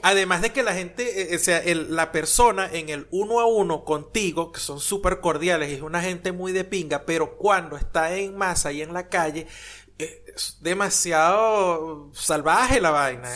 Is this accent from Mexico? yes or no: no; Venezuela; now in Argentina; yo soy de Venezuela